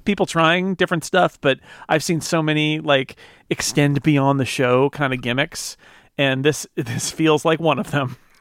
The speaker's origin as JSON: {"language": "English", "country": "United States", "said": "as an American"}